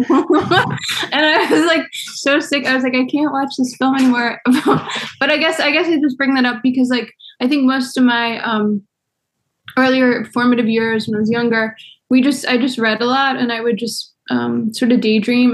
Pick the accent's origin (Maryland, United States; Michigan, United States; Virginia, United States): Maryland, United States; Baltimore; moved away; also born or lived in New York; I'm from Baltimore, but I moved back in 2009